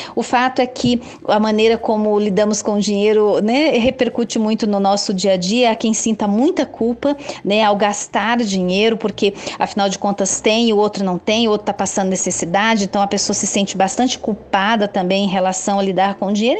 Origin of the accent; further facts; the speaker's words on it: Brazil; Como brasileiros nós